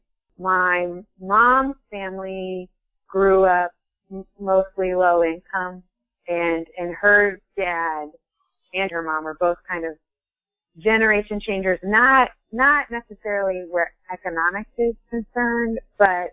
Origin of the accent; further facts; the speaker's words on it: Ohio, United States; moved away as an adult; now in Vermont, United States; I am originally from Ohio, and I moved to Vermont